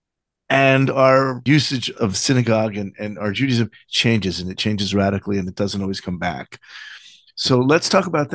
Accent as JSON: {"language": "English", "region": "New York", "country": "United States", "tie": "born or raised there", "moved": "yes", "lives_now": "Israel", "said": "I live in Israel, but I grew up in New York"}